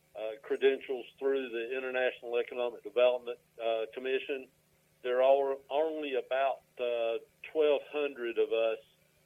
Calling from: Morganton, North Carolina, United States; I am in my office in Morganton, North Carolina.

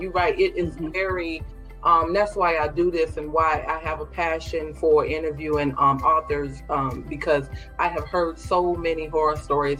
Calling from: Orlando, Florida, United States; I'm hailing from Orlando.

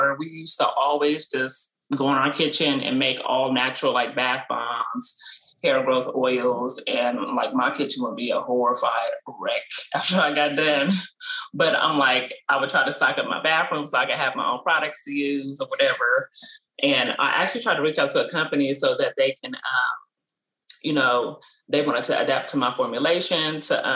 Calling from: Columbus, Ohio, United States; I am calling in from Columbus, Ohio

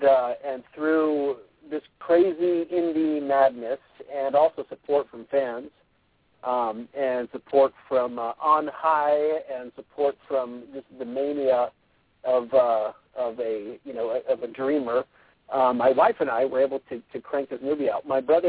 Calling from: Spanish Fork, Utah, United States; So I'm calling from, actually, a parking lot in Spanish Fork

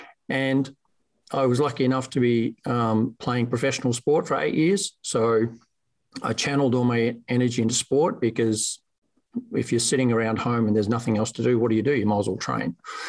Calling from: Geelong, Victoria, Australia; It's Monday morning here, so good morning from sunny Geelong, Victoria, Australia.

